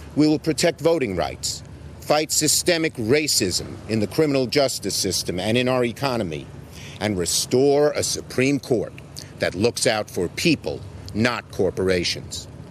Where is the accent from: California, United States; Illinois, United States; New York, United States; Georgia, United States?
New York, United States; my hometown, Brooklyn, New York.